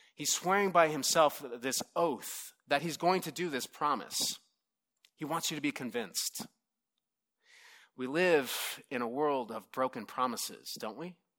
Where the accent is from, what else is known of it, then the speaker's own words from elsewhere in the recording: Southern California, United States; I'm from Southern California